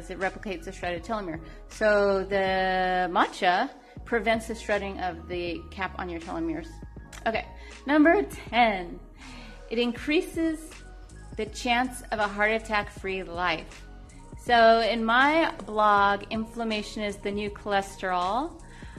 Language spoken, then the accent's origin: English; California, United States; I am from California